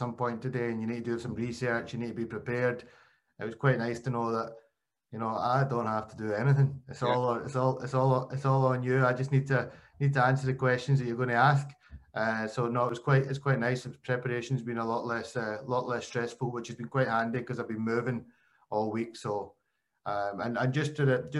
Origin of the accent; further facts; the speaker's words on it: Glasgow, Scotland, United Kingdom; Being an Asian, I was born in Glasgow.